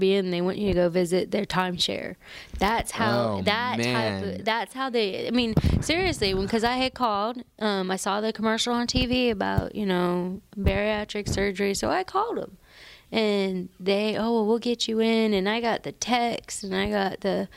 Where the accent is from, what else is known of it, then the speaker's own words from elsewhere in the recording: the South, United States; I am from the South.